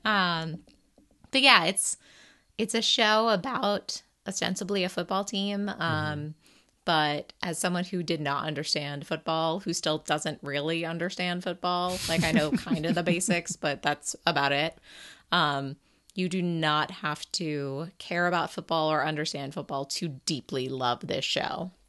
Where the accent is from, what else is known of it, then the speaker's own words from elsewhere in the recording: New England, United States; a person growing up in New England